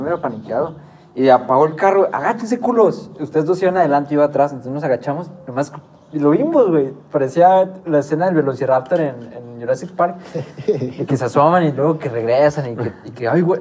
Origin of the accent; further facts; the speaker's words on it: Lerdo, Durango, Mexico; venimos de Lerdo, somos de Lerdo